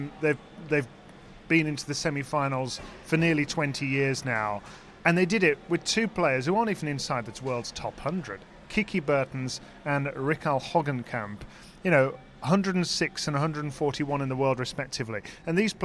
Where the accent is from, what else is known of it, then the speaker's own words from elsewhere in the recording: Birmingham, West Midlands, United Kingdom; Dan Evans from my hometown